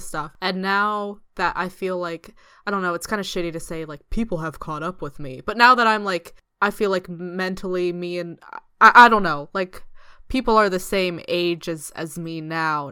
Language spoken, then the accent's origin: English; East Coast, United States; moved away as an adult; now in United Kingdom; I'm from the East Coast